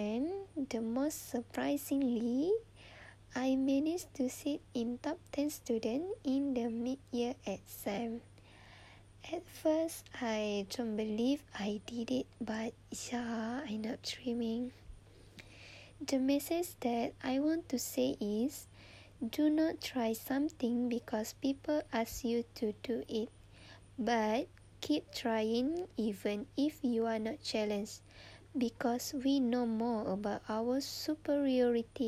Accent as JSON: {"language": "English", "region": "Terengganu", "country": "Malaysia", "tie": "born or raised there", "said": "I was born in Terengganu on 22 of April 2001."}